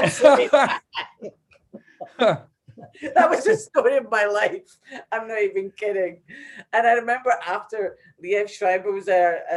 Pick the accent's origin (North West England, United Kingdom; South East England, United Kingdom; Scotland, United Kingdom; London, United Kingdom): Scotland, United Kingdom; Glasgow; moved away; also born or lived in New York; growing up in Glasgow in a tenement